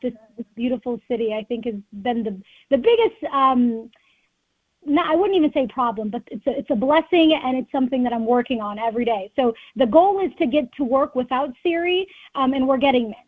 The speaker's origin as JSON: {"language": "English", "town": "Rochester", "region": "Minnesota", "country": "United States", "tie": "born or raised there", "said": "growing up in Rochester"}